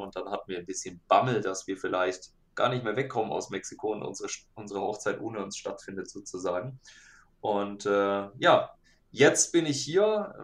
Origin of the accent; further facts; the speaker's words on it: Nuremberg area, Bavaria, Germany; ich bin aus dem Nürnberger Raum.